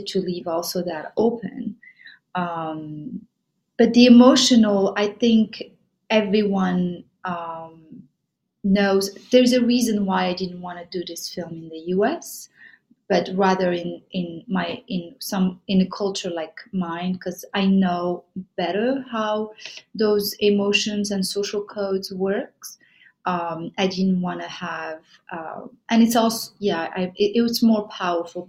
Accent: Casablanca, Casablanca-Settat, Morocco; also born or lived in Paris, France; now in New York, United States; I'm from Morocco. I grew up in Casablanca.

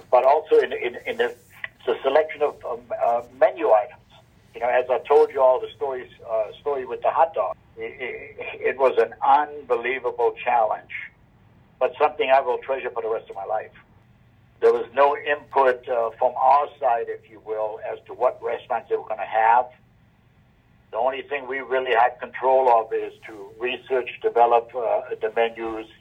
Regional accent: Germany; now in United States; as I was growing up in Germany

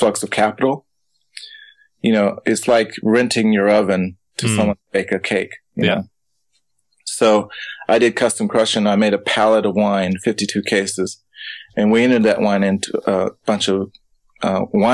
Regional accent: Davis, California, United States; I'm from Davis, which has the top wine school in the country

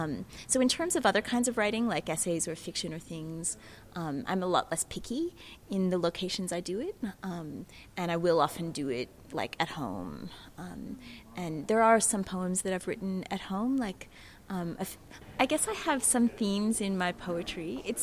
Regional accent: Canberra, Australian Capital Territory, Australia; accent: American; also born or lived in United States; I am actually originally from Canberra, living here at the moment as well, but you can hear my American accent. I've lived in the States for a long time, so I've lived in lots of different places.

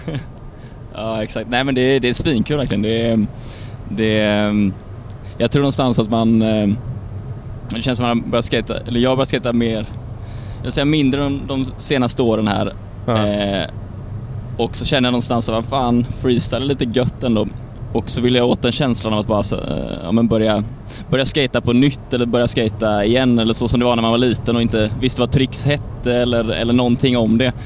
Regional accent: Lerum, Västra Götaland, Sweden; genom Lerum här nu precis. Mm. Oj, där ja. Eh, där jag är född och uppvuxen

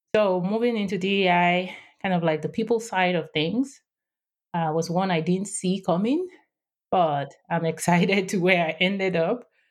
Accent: Nigeria; English is a second language; moved away as an adult; also born or lived in Houston, United States; now in San Diego, United States; I am based in San Diego, California, but I grew up in Nigeria. West Africa, and I spent the first twenty-six years of my life there.

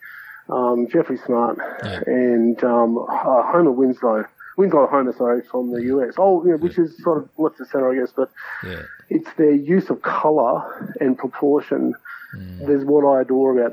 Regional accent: Ballina, New South Wales, Australia; also born or lived in Byron Bay / Brisbane; I grew up in Ballon in New South Wales, which is a coastal town

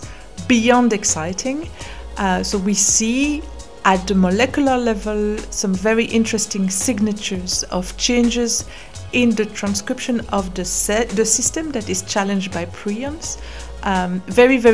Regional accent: Belgium; moved away as an adult; also born or lived in Cambridge, United Kingdom; now in London, United Kingdom; I'm originally from Belgium. I had moved to the UK for my postdoc

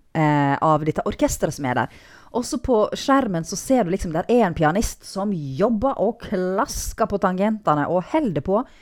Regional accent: Nordfjord, Vestland, Norway; jeg er nordfjording

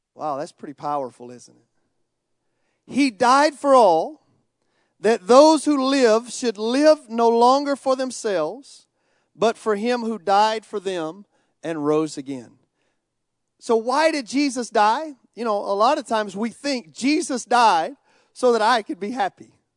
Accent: United States; I grew up in America

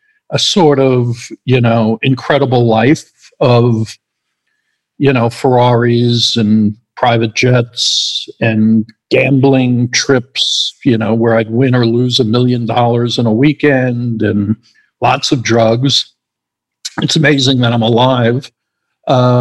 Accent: New York, United States; moved away as an adult; now in Los Angeles, United States; I'm from New York. I currently live in Los Angeles, where my company is based

